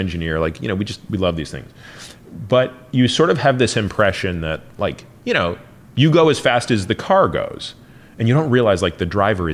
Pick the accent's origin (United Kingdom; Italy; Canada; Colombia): Canada; Toronto, Ontario; moved away; also born or lived in Stanford; I grew up in Toronto